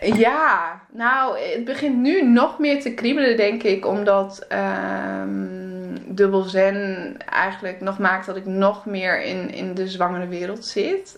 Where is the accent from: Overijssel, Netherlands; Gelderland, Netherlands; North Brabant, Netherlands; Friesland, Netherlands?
Friesland, Netherlands; moved away; also born or lived in Groningen / Antwerp; ik kom eigenlijk uit Friesland